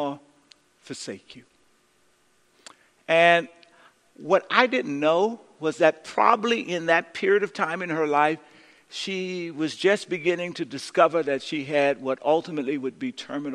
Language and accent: English; San Francisco, California, United States; I was born in San Francisco, the fourth of four children, the only boy